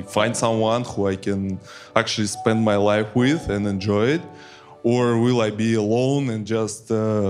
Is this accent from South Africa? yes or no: no; Russia; now in Miami, United States; I'm from Russia originally, but live in Miami now.